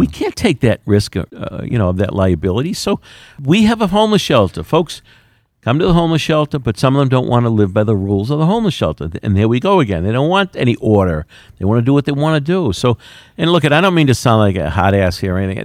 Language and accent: English; Quincy, Massachusetts, United States; I'm proud to say I'm from Quincy